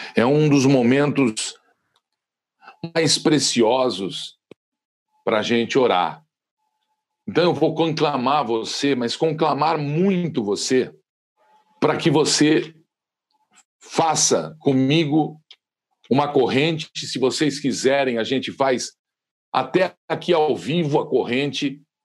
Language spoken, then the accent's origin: Portuguese; Brazil; Somos brasileiros com muito orgulho